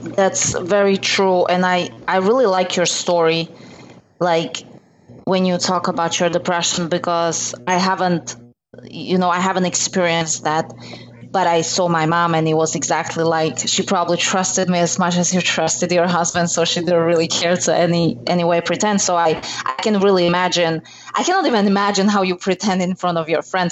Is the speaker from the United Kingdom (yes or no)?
no; Slovakia; moved away as an adult; now in United States; I'm originally from Slovakia